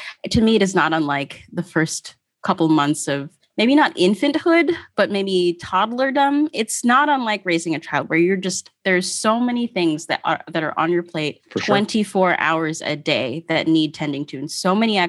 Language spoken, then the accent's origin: English; Philippines; And being Filipino, I was mortified.